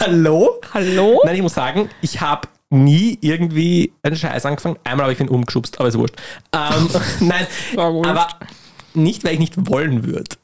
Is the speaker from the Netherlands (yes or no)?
no; Lower Austria, Austria; ich komme aus Niederösterreich